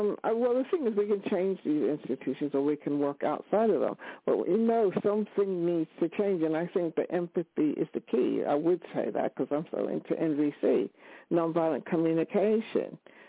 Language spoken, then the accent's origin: English; New York City, New York, United States; now in United Kingdom; I was born in New York City. I grew up in New York